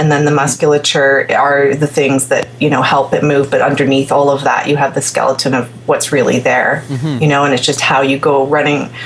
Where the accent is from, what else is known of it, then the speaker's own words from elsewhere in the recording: Ontario, Canada; I'm from Ontario, where you're from, Marcio